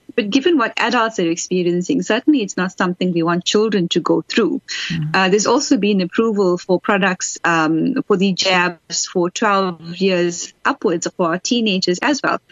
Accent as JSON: {"language": "English", "country": "South Africa"}